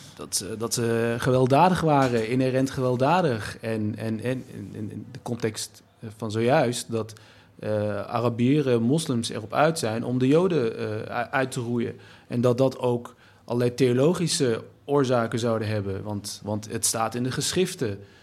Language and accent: Dutch; Nijmegen, Gelderland, Netherlands; als Turk, Nederlander, Nijmegenaar, geboren in, in, in een achterstandswijk